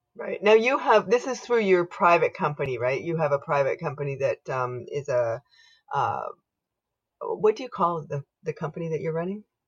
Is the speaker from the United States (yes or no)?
no; Canada; I am unapologetically Canadian